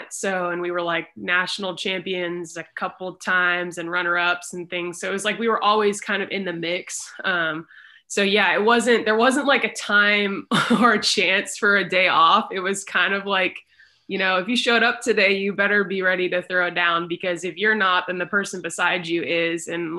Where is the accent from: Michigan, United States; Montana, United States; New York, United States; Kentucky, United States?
Kentucky, United States; Louisville; being in Louisville, Kentucky, which is where I live now. I grew up swimming on Lakeside Swim Team under Mike DeBoer